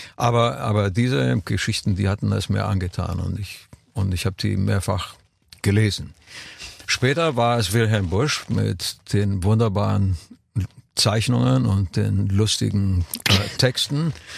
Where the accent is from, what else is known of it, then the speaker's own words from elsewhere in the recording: Romania; moved away; als Kind in Rumänien